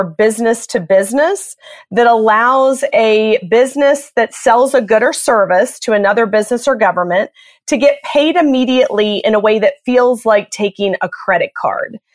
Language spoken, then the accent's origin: English; Atlanta, Georgia, United States; moved away as an adult; also born or lived in Boston / Chicago / Los Angeles; I grew up in Atlanta, Georgia